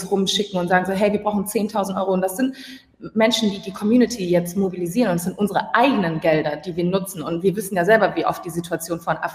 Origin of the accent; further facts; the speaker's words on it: Hamburg, Germany; moved away; Ich, ich bin ursprünglich aus Hamburg, bin momentan nicht in Hamburg